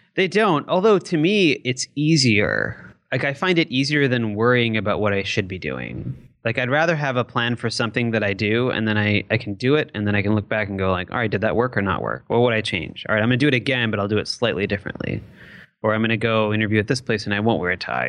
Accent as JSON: {"language": "English", "town": "Detroit", "region": "Michigan", "country": "United States", "tie": "born or raised there", "said": "growing up in the Detroit metro area"}